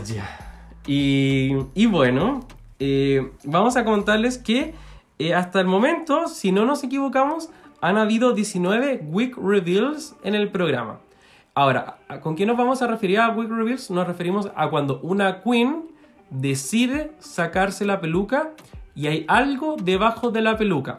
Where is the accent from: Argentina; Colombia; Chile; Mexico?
Chile; somos chilenos.